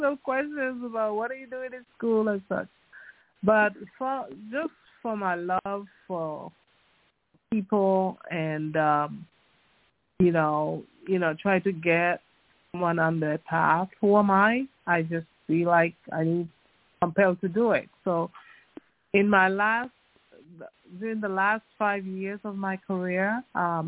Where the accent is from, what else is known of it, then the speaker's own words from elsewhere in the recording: U.S. Virgin Islands; I came from the Virgin Islands, St. Thomas, that's my alma mater, University of the Virgin Islands